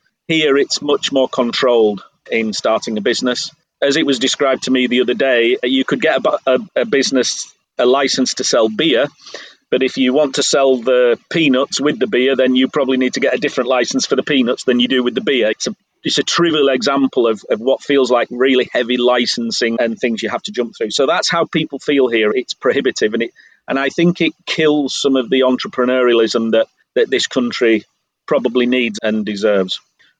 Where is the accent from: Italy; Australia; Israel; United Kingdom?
United Kingdom; England; now in Croatia; I'm sorry, I don't understand Croatian, I'm English.